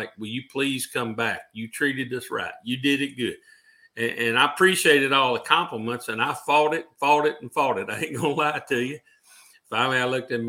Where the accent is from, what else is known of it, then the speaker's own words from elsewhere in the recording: Union City, Tennessee, United States; also born or lived in Jackson, Tennessee; I grew up in Union City, Tennessee, home of Coco Beware